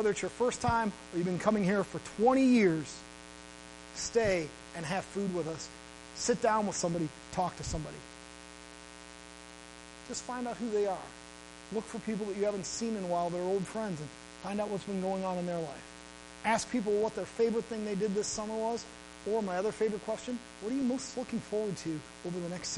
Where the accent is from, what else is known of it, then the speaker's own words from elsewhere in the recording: Midwest, United States; moved away; I'm from the Midwest and we do everything over food there